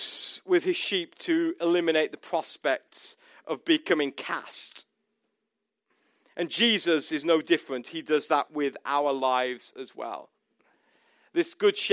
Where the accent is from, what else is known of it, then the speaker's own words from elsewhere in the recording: United States; we have found ourselves as an American people